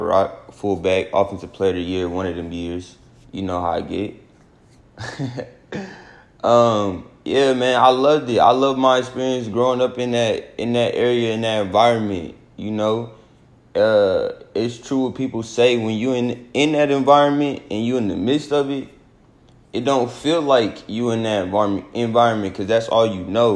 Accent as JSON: {"language": "English", "town": "Omaha", "region": "Nebraska", "country": "United States", "tie": "born or raised there", "said": "I'm from Omaha, Nebraska. Small city, but it's a city. I ain't grow up on no farm. I ain't grow up around no corn. I grew up in the city"}